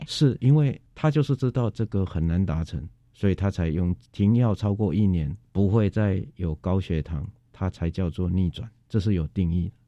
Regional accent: Taiwan; 我们台湾人民

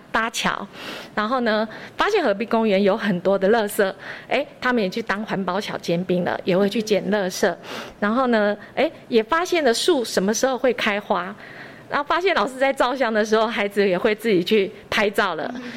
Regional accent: Beidou, Changhua County, Taiwan; 然后一直都没有离开过北斗

